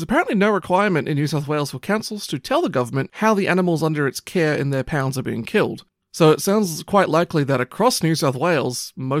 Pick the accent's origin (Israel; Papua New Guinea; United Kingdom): Papua New Guinea; it's just what I got used to growing up in New Guinea.